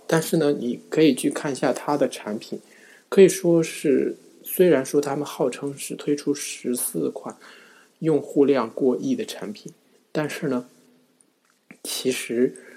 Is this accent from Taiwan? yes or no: no; China; 也就是我们中国人经常用的手机浏览器